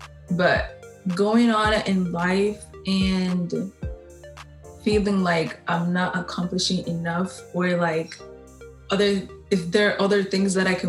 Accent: Angola; now in Canada; because I am from Angola. I wasn't born here in Canada.

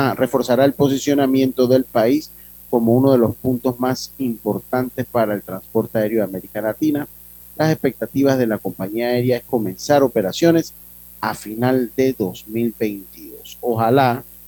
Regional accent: Las Tablas, Los Santos, Panama; moved away; mi pueblo querido, Santo Domingo Las Tablas

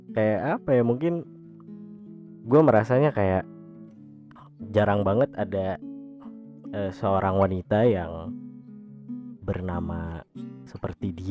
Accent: Sukabumi, West Java, Indonesia; also born or lived in Bandung; gue lahir di Bandung pada tahun 1996 kebetulan gue di kelas 3 SD itu gue pindah uh, ke kota lain dan kebetulan kota itu adalah kota Sukabumi

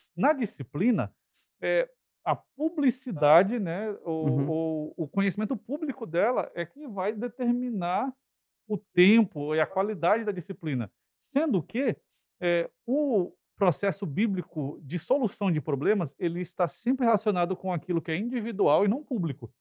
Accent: Brasília, Federal District, Brazil; also born or lived in Campo Grande, Mato Grosso do Sul; now in São Luís, Brazil; Eu sou brasiliense de nascimento

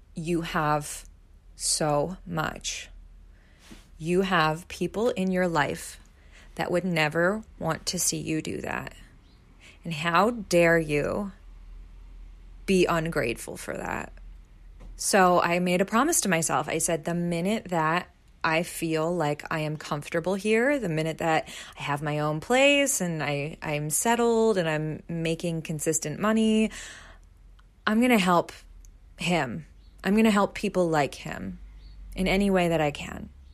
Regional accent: Pennsylvania, United States; moved away as an adult; now in New York City, United States; my hometown life in Pennsylvania

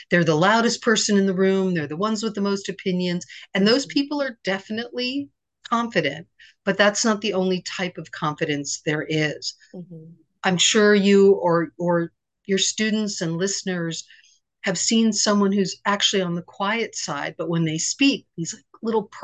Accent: Virginia, United States; born there; also born or lived in Japan / Pennsylvania / Connecticut; now in New York City, United States; Well, I grew up in a, a bunch of different places. Okay. I was born in Virginia. I lived in Japan for four years. I lived in Pennsylvania and Connecticut, and now I'm in New York City.

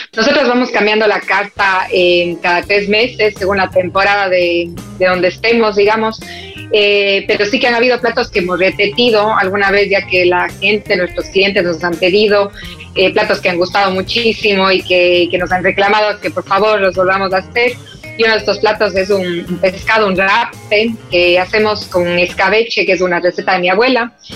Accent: Cuenca, Azuay, Ecuador; moved away as an adult; now in Madrid, Spain; estoy en mi ciudad natal que es en Cuenca, Ecuador

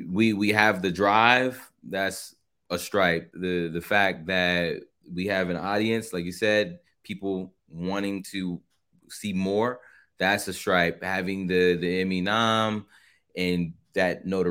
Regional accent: Carson, California, United States; My hometown, city of Carson

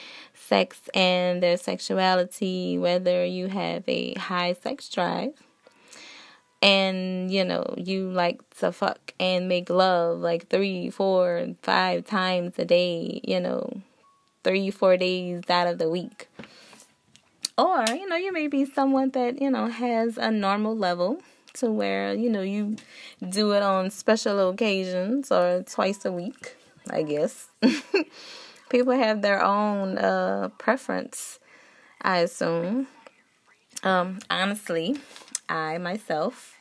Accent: New Orleans, Louisiana, United States; I am from New Orleans

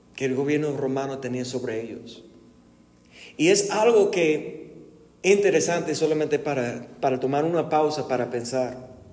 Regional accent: United States; Spanish is a second language; now in Guadalajara, Mexico; siendo gringo, viviendo aquí en México

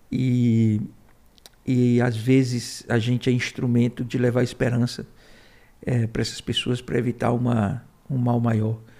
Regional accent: Fortaleza, Ceará, Brazil; moved away as an adult; also born or lived in Crato / Milagres; now in Brasília, Brazil; Eu nasci num hospital. É, e em seguida fomos para Milagres, mas eu com três anos fui para Fortaleza, fui criado lá. É, cheguei em Fortaleza em 1969.

